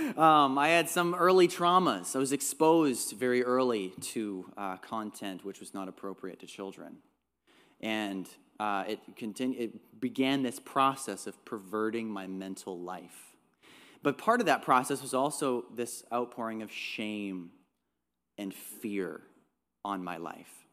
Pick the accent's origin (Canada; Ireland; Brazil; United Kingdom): Canada; Trout Creek, Ontario; also born or lived in North Bay, Ontario; I was born in North Bay, lived in a small town called Trout Creek